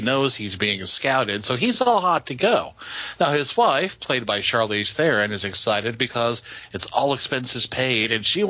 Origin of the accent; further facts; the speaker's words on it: the South, United States; we're from the South, and we understand the accents and the dialects.